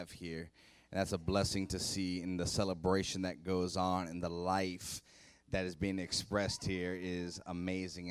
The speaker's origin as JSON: {"language": "English", "town": "Youngstown", "region": "Ohio", "country": "United States", "moved": "yes", "lives_now": "Columbus, United States", "said": "I'm from Youngstown originally, live in Columbus now"}